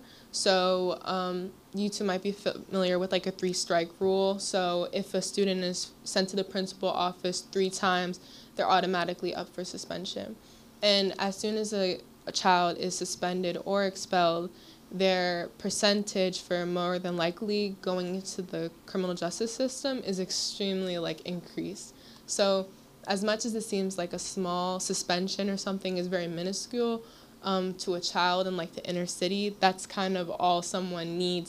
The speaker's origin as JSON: {"language": "English", "town": "Lorton", "region": "Virginia", "country": "United States", "moved": "as an adult", "lives_now": "Philadelphia, United States", "said": "I'm from Lorton, Virginia"}